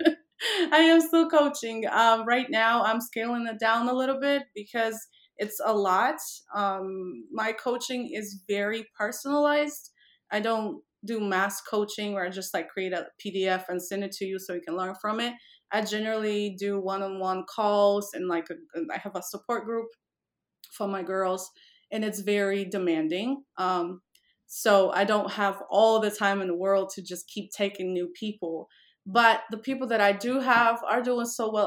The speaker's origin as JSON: {"language": "English", "country": "Poland", "also_born_or_lived": "Miami, Florida", "moved": "yes", "lives_now": "Las Vegas, United States", "said": "I am originally from Poland, which is a, a frozen tundra"}